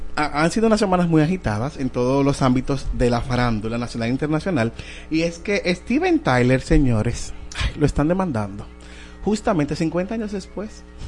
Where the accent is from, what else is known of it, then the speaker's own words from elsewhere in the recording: Dominican Republic; nosotros como dominicanos